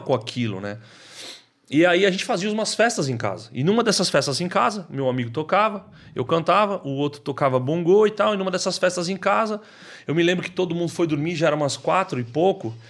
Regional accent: Taboão da Serra, São Paulo, Brazil; eu nasci na periferia de São Paulo, eu nasci no Taboão da Serra

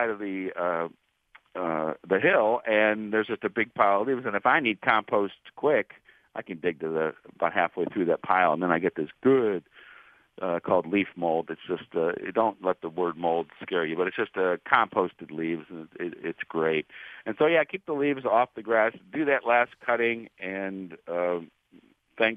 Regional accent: Warrensville Heights, Ohio, United States; as a young child growing up in Warrensville Heights, Ohio

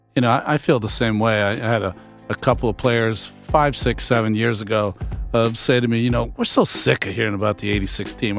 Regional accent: Massachusetts, United States; I'm from Massachusetts. Grew up a Red Sox fan.

